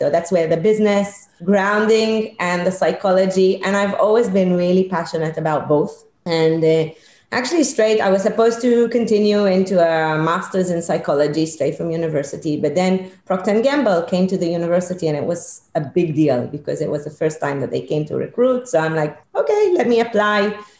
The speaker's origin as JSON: {"language": "English", "country": "Israel", "tie": "born or raised there", "second_language": "English", "said": "I grew up in Israel. You know, they always said that I had healthy chutzpah."}